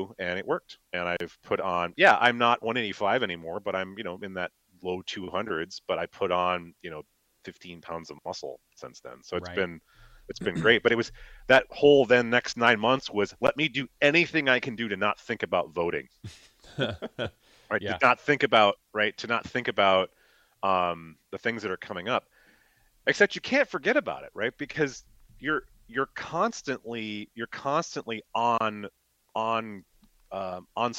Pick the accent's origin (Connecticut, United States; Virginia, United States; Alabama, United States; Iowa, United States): Iowa, United States; now in Minnesota, United States; I'm from Iowa